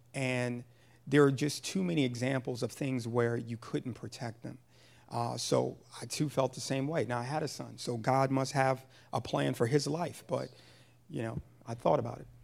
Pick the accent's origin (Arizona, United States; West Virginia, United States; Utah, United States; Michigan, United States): Michigan, United States; Pontiac; moved away; also born or lived in Jersey City, New Jersey / Massachusetts; I was born and raised in Pontiac, Michigan